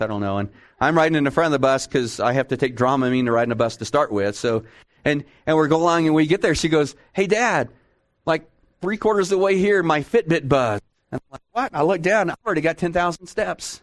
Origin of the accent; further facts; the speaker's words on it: Texas, United States; I'm from Texas